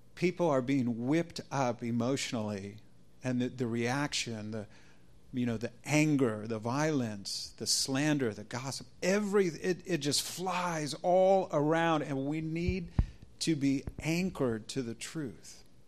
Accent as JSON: {"language": "English", "country": "United States", "said": "as an American"}